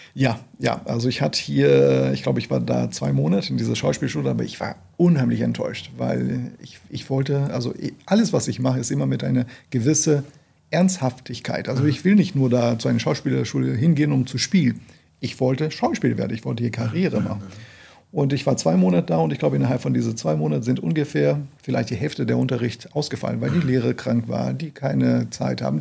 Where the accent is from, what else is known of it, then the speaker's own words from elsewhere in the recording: Brazil; German is a second language; moved away as an adult; also born or lived in Amazonas, Brazil / São Paulo, Brazil / Brussels, Belgium; now in Hamburg, Germany; dass ich aus Brasilien kam